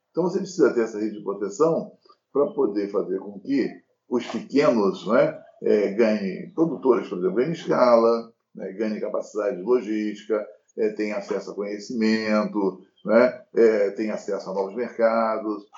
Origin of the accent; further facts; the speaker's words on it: Brazil; nós somos brasileiros